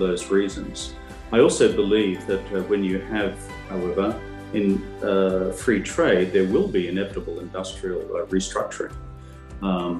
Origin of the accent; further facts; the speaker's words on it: Australia; as a child growing up in Australia